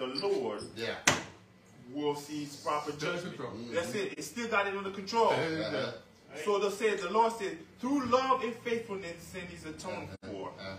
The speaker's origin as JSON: {"language": "English", "region": "Florida", "country": "United States", "moved": "yes", "lives_now": "Elizabethtown, Kentucky, United States", "said": "I'm from Florida."}